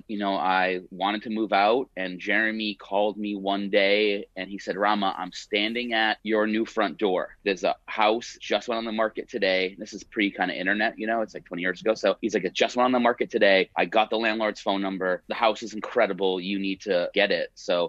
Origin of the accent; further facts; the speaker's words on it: Hudson, Massachusetts, United States; moved away as an adult; also born or lived in Marlborough, Massachusetts; now in Los Angeles, United States; I'm from Hudson. So between Worcester and Boston, I went to high school in Marlboro